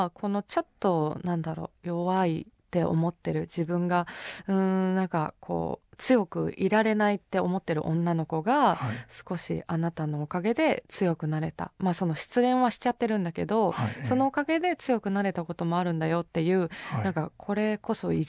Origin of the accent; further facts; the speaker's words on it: Nagano, Japan; 地元長野なんですけど